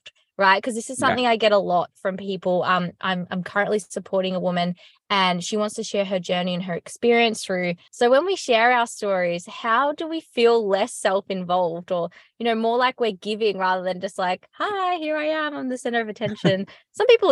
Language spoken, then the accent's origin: English; Australia; as an Australian